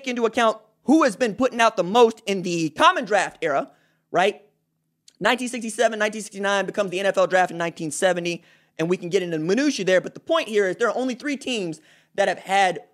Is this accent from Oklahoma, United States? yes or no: yes; Tulsa, Oklahoma, United States; I'm from Tulsa, okay? I went to high school to start at Booker T. Washington High. I transferred in the middle of my junior year to Memorial